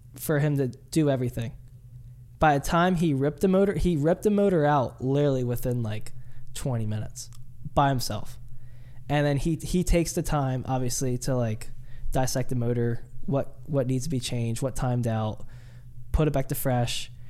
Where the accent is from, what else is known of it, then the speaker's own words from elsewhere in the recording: Delaware, United States; I'm from Delaware